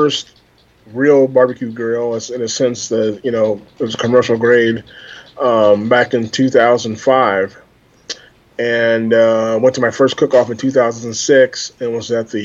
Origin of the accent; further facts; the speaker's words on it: Des Moines, Iowa, United States; I'm from Des Moines, Iowa, born and raised.